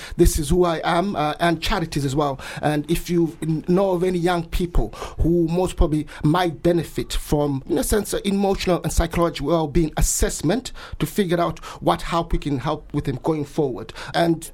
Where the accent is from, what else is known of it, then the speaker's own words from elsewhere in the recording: Bulawayo, Zimbabwe; moved away as an adult; now in Brighton, United Kingdom; Yes, I was born and raised there. I went to school there